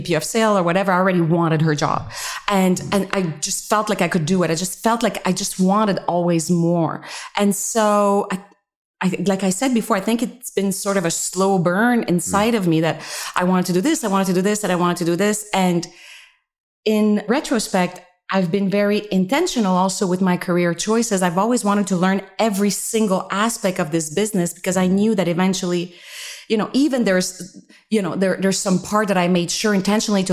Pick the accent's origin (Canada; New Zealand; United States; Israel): Canada; Montreal, Quebec; moved away; I'm originally from Canada. I'm French Canadian, from Montreal, and my upbringing